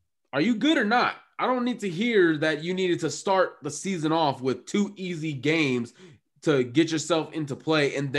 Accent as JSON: {"language": "English", "region": "Texas", "country": "United States", "said": "I'm from Texas."}